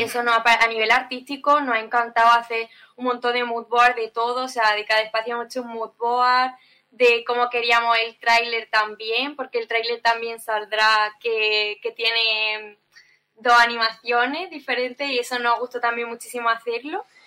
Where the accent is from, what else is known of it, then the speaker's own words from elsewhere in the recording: Andalusia, Spain; como andaluces que somos españoles